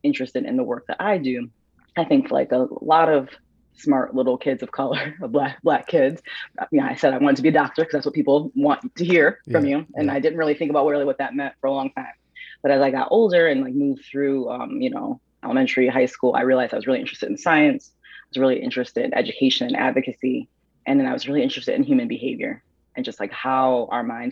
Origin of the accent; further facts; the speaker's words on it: Waterbury, Connecticut, United States; I am from Waterbury, Connecticut, which is a smaller city in Connecticut, born and raised